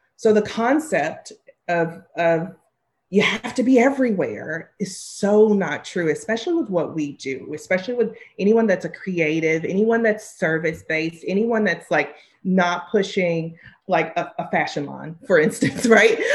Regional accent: the South, United States; I grew up in the South

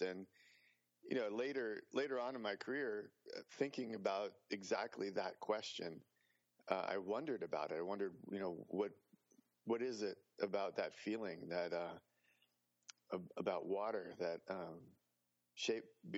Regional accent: New Jersey, United States; moved away; also born or lived in New York City / Chicago / Indiana; I grew up on the East Coast. I was born in New York City, grew up in New Jersey. Then we moved to Chicago.

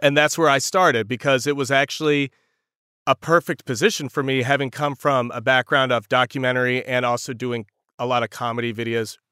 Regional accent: rural North Carolina, United States; also born or lived in Raleigh, North Carolina; I'm from North Carolina, very rural North Carolina. I grew up literally in front of a cornfield.

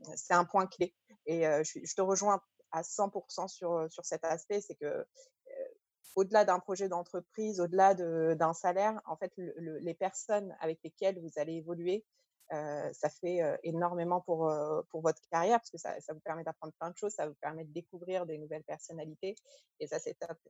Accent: Paris suburbs, Île-de-France, France; also born or lived in Algeria; je suis née en Algérie, j'ai grandi en France, en banlieue parisienne.

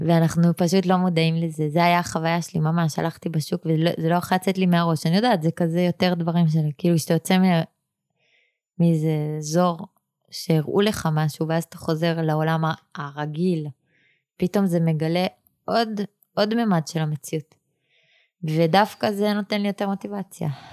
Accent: Jerusalem, Jerusalem District, Israel; ואני נולדתי בה

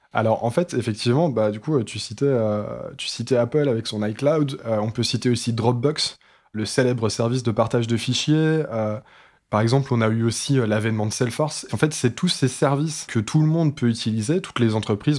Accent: France; chez nous en France

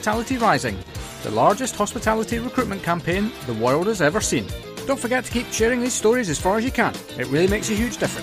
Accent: Perth, Scotland, United Kingdom; moved away; I'm from Perth originally.

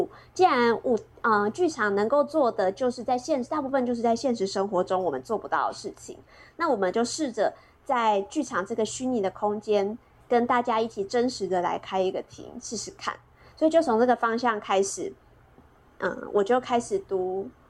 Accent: Chiayi, Taiwan; moved away; 我老我老家是嘉义，

